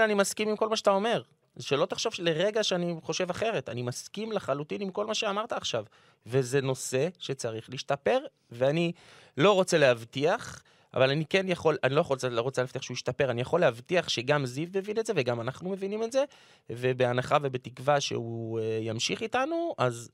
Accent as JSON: {"language": "Hebrew", "town": "Jerusalem", "region": "Jerusalem District", "country": "Israel", "tie": "born or raised there", "said": "אני גדלתי בירושלים"}